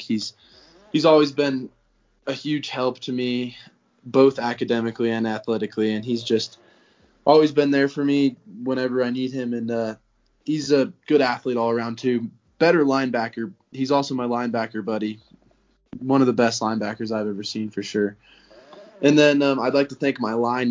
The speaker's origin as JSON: {"language": "English", "town": "Conifer", "region": "Colorado", "country": "United States", "said": "I'm from Conifer, Colorado"}